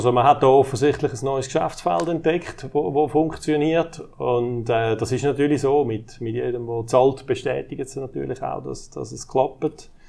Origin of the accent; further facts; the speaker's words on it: Zurich, Switzerland; also ich wohne nur im Kanton Aargau, wie okay. man es gehört. Ich komme ursprünglich aus dem Kanton Zürich, aber ich arbeite schon seit etwa 25 Jahren in der Zentralschweiz.